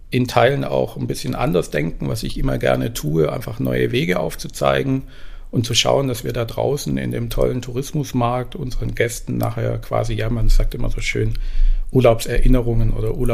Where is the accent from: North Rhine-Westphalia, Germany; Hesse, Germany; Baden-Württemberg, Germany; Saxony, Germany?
Baden-Württemberg, Germany; Esslingen; also born or lived in Tübingen; Ich bin geboren in Tübingen und aufgewachsen in Esslingen, also eher im Schwaberländle.